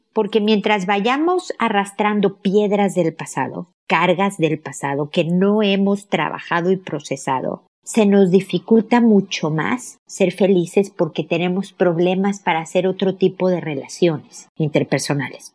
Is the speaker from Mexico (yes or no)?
yes; Mexico; now in Chile; mexicana viviendo en Chile, como yo